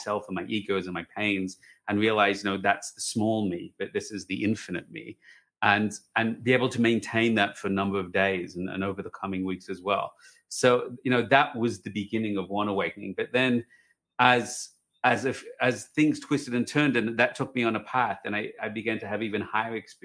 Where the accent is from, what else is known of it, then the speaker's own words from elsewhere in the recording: Australia; moved away as an adult; now in Jerusalem, Israel; I'm Australian